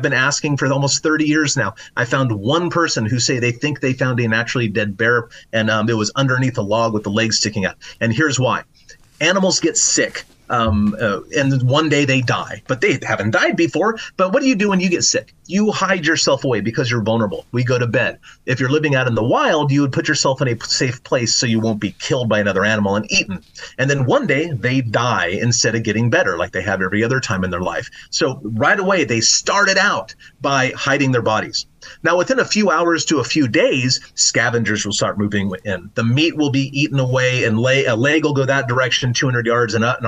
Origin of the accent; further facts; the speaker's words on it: Oregon, United States; my home state of Oregon